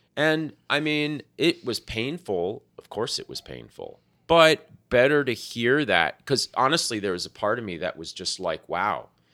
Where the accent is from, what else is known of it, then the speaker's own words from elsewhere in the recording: South Florida, United States; moved away; when I was growing up in South Florida